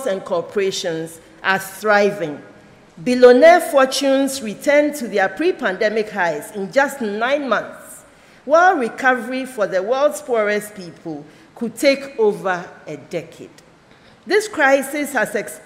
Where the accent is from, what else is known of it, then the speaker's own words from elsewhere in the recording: Accra, Greater Accra, Ghana; also born or lived in Akuse, Ghana; Being born in Akuse, a market town in the Volta region, and growing up in Accra New Town and Nima, two Accra suburbs